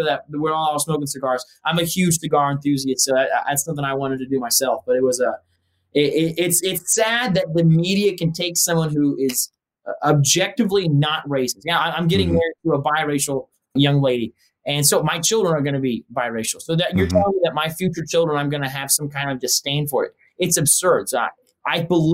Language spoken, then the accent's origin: English; United States; as an American speaking English